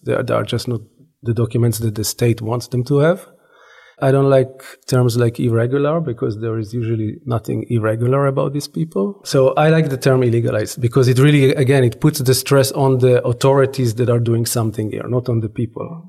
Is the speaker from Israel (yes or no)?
yes; Israel; growing up in Israel, I was born and raised in Israel.